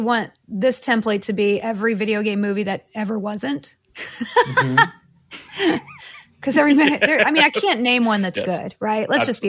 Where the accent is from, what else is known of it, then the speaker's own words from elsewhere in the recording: the South, United States; I grew up in all over the South, but I went to UT Austin.